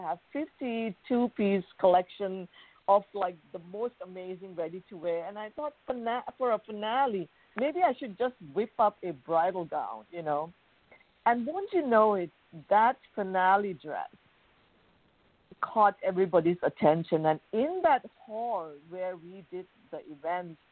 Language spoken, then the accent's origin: English; Bangkok, Thailand; moved away as an adult; I was born and raised in Thailand, in Bangkok